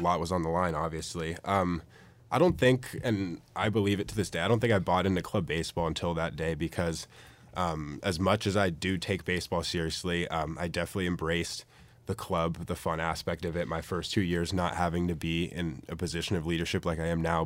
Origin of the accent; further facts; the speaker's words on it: San Francisco area, California, United States; moved away as an adult; now in Eugene, United States; I'm from the San Francisco area, about twenty miles south